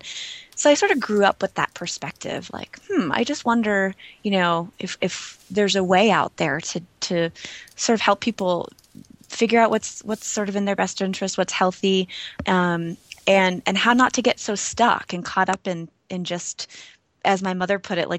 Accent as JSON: {"language": "English", "region": "East Coast", "country": "United States", "tie": "born or raised there", "said": "Yeah, well, so I grew up on the East Coast, and I was always sort of in a family that was interested in exploration and sort of personal growth."}